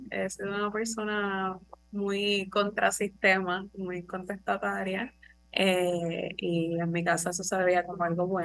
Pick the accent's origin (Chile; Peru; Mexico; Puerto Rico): Puerto Rico; Loíza; yo nací en Loiza, mis papás no son de Loiza, pero yo sí, nací y me crié allí.